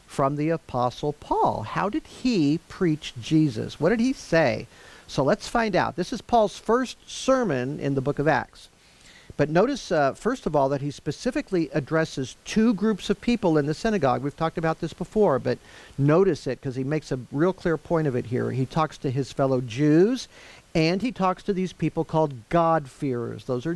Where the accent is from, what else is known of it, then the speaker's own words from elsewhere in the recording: Lafayette, United States; I grew up in Lafayette.